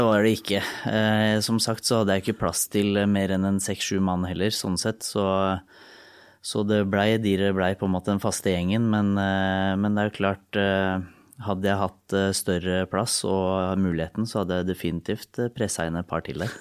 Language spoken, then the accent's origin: Norwegian; Lillehammer, Innlandet, Norway; jeg er fra Lillehammer